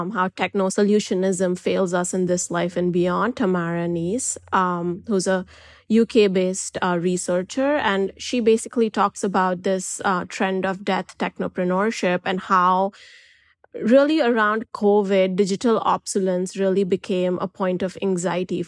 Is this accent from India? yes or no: yes; India; I'm an Indian journalist, and where I come from